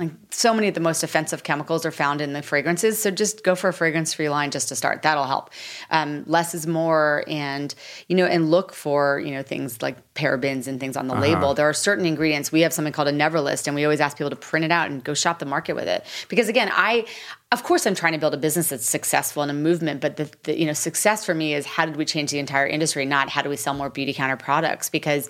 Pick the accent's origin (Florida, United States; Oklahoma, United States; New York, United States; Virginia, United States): New York, United States; New York City; So I was like, listen, I'm from New York City.